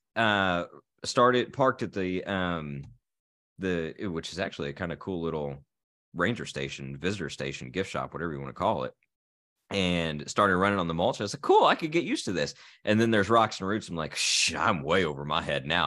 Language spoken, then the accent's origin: English; Terre Haute, Indiana, United States; Terre Haute, which is actually my hometown